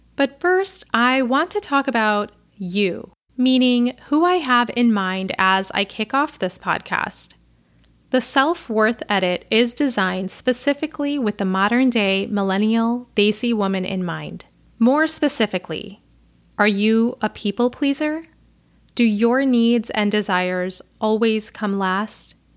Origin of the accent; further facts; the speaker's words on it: Chicago, Illinois, United States; I'm a Pakistani American woman born and raised in and around Chicago, which is where I currently live